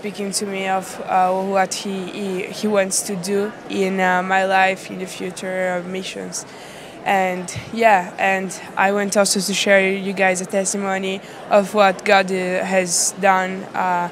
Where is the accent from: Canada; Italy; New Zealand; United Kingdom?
Italy; I'm from Italy.